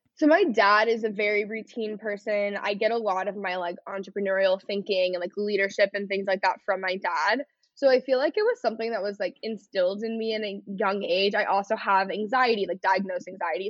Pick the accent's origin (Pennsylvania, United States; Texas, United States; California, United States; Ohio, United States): Texas, United States; North; growing up in North Texas